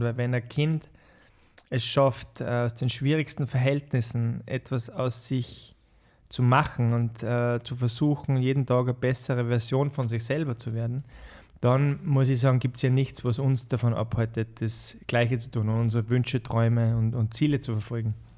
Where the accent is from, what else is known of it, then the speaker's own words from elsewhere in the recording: Austria; also born or lived in Bahamas / Uganda / Botswana; Als Österreicher